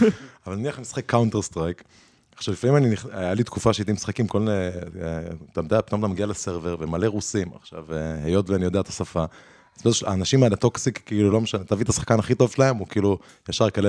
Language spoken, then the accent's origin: Hebrew; Jerusalem, Jerusalem District, Israel; לא, היתרון שלי שאני, כאילו, בגלל שגדלתי בירושלים